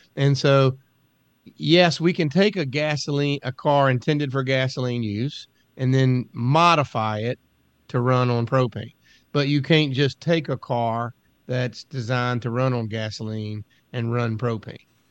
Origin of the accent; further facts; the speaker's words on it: United States; growing up on the Chesapeake Bay, living on a river